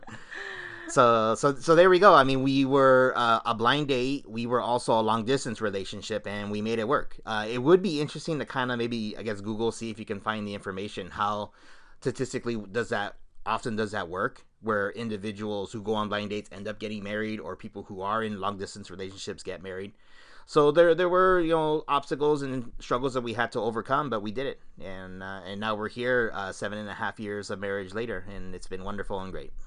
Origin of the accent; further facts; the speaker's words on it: Southern California, United States; we're both from the Southern California area